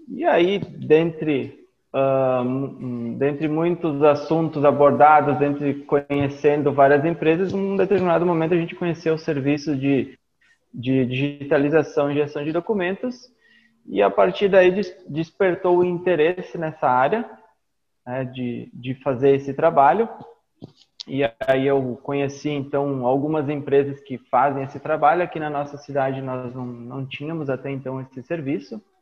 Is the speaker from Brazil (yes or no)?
yes; Caxias do Sul, Rio Grande do Sul, Brazil; eu sou de Caxias do Sul, no Rio Grande do Sul.